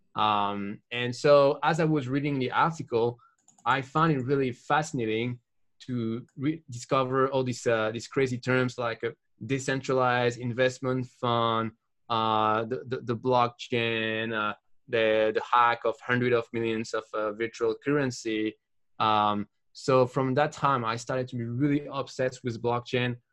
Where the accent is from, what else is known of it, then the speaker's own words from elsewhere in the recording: France; from France